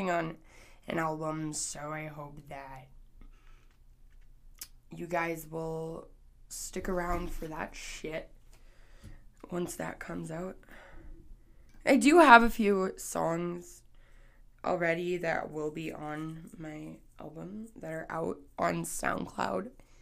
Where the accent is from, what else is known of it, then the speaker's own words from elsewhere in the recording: Canada; I'm Canadian.